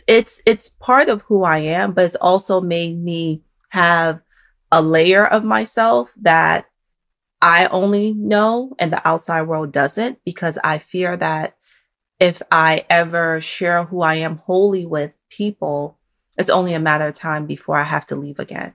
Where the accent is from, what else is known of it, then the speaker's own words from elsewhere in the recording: North Carolina, United States; also born or lived in Nigeria / New York / Massachusetts / Maryland; I grew up in North Carolina, then my family moved to New York. I even lived in Massachusetts, then we moved to Maryland. I was born in Nigeria.